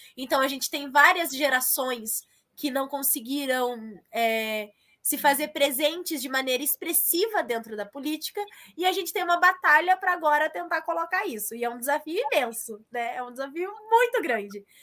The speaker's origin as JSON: {"language": "Portuguese", "town": "Assis", "region": "São Paulo", "country": "Brazil", "moved": "yes", "lives_now": "Curitiba, Brazil", "said": "A minha família é do interior, né? Nós somos de Assis"}